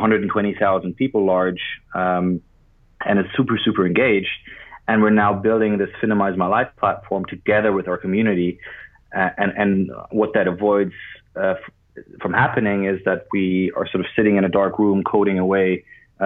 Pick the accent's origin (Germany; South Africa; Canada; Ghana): Germany; Berlin; moved away as an adult; also born or lived in Zurich, Switzerland; now in London, United Kingdom; I'm originally from Berlin, and I was at high school there